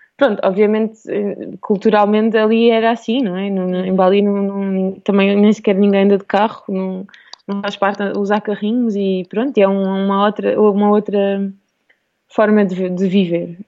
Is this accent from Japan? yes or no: no; Alentejo coast, Portugal; also born or lived in Lisbon / Australia; cresci no Alentejo, no litoral alentejano, sempre numa vila pequenina